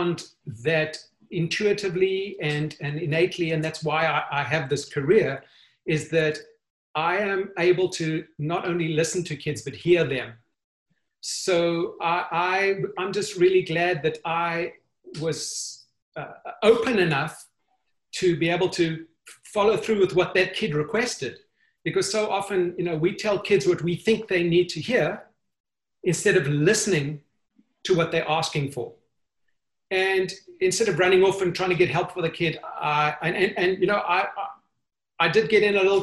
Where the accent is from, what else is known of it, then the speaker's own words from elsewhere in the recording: Johannesburg, Gauteng, South Africa; moved away as an adult; now in United States; I am from Johannesburg, South Africa. I grew up in South Africa